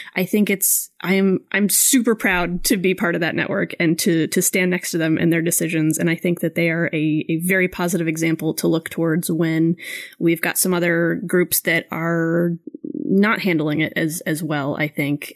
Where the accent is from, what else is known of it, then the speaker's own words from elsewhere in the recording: Florida, United States; where I grew up in Florida